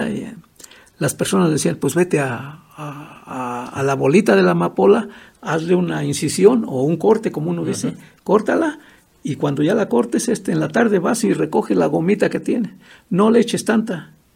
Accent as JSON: {"language": "Spanish", "town": "Erongarícuaro", "region": "Michoacán", "country": "Mexico", "tie": "born or raised there", "said": "Nací aquí en Erongarícuaro"}